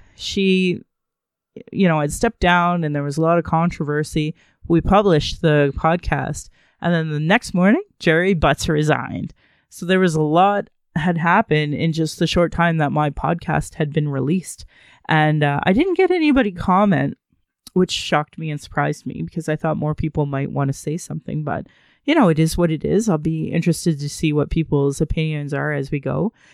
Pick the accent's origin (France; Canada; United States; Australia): Canada; Calgary, Alberta; I was born in Calgary